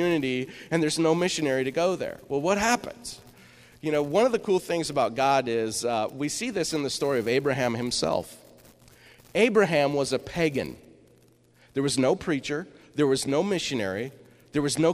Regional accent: Eastern Washington, United States; I grew up in Eastern Washington

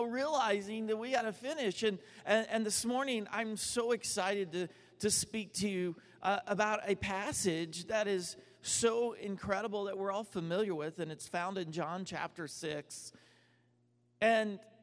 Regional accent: Dallas, Texas, United States; I'm from Dallas

